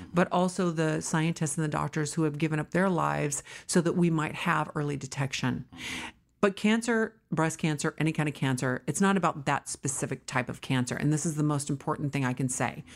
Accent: California, United States; also born or lived in New York / Wisconsin; I was raised here. I started my company here in my Aunt Nichols' home in a small bedroom in San Fernando Valley, and I am a New Yorker, but a California girl

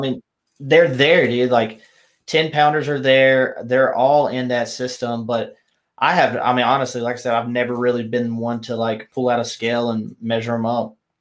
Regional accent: South Carolina, United States; now in Texas, United States; growing up in South Carolina

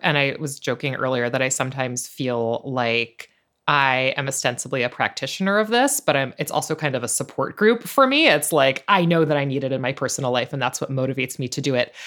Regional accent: New York, United States; I think of myself as a New Yorker

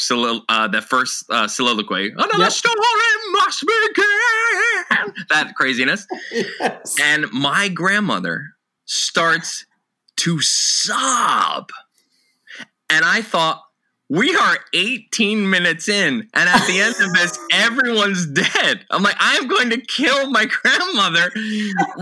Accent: New Jersey, United States; I grew up in New Jersey, 20 minutes from Times Square

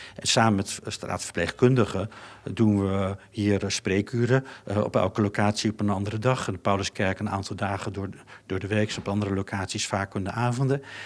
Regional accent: Netherlands; wij als Nederlanders

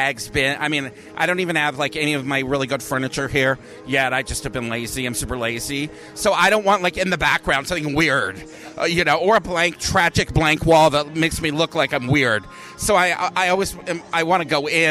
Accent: Hawaii, United States; also born or lived in New York; now in Las Vegas, United States; I grew up in Hawaii

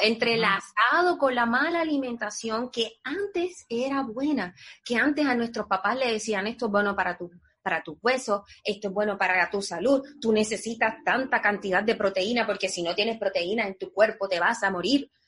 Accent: Puerto Rico; moved away as an adult; now in United States; nosotros los puertorriqueños

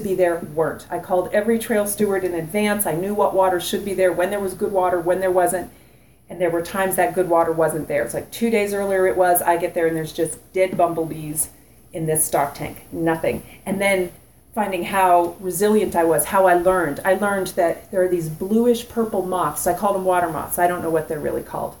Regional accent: North Carolina, United States; I'm from North Carolina. I'm like a beach bum

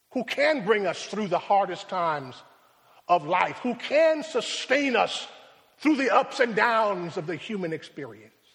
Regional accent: Rochester, New York, United States; My hometown is Rochester

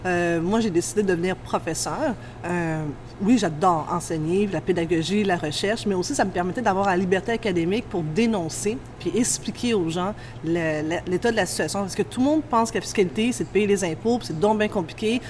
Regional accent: Montreal, Quebec, Canada; j'ai grandi dans l'Est de Montréal

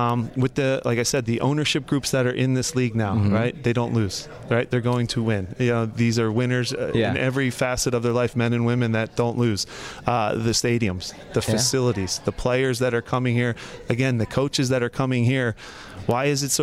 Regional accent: Philadelphia, Pennsylvania, United States; Philadelphia. It's my hometown

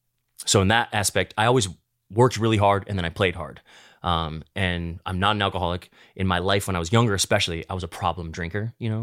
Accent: Midwest, United States; now in Los Angeles, United States; when I was younger, growing up in the Midwest, I'd be married with a kid, a white picket fence, by 30, for sure.

